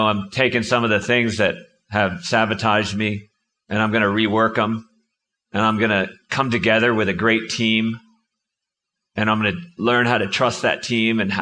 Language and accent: English; Connecticut, United States; I grew up in Connecticut